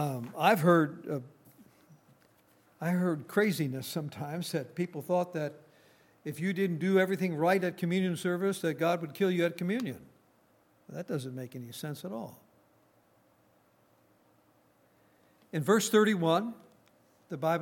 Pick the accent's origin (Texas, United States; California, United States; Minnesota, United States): Minnesota, United States; northern; I come from Minnesota, born and raised in Minnesota, in northern Minnesota.